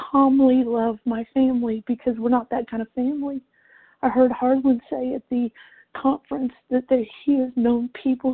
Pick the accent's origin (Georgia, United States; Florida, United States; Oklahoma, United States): Georgia, United States; Jesup; I'm from Jessup, Georgia